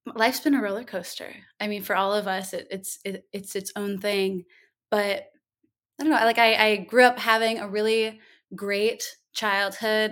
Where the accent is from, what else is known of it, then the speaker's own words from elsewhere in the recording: Minnesota, United States; moved away as an adult; also born or lived in Duluth, Minnesota; now in New Orleans, United States; I'm from Minnesota, uh, born and raised